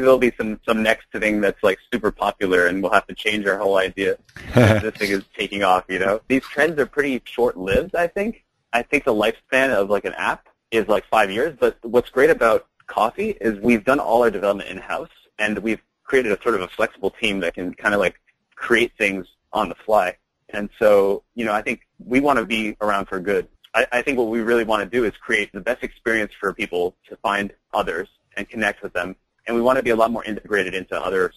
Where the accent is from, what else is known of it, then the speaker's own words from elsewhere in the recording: Hong Kong; moved away; I grew up in Hong Kong, so that's sort of my home.